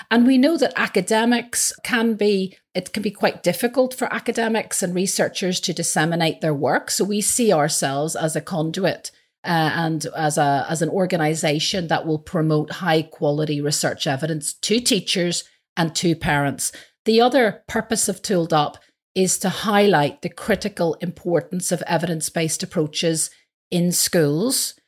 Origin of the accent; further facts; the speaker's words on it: Belfast, Northern Ireland, United Kingdom; moved away; I'm originally from Belfast.